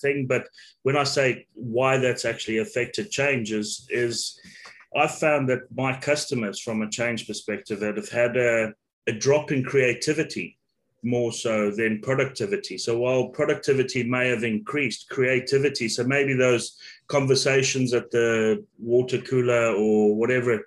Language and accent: English; Zimbabwe; moved away; I'm originally from Zimbabwe